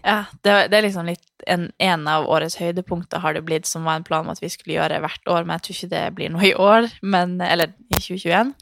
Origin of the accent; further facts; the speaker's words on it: Harstad, Troms, Norway; moved away; also born or lived in Svalbard; jeg er født og oppvokst i Harstad og Svalbard, som er mørke plasser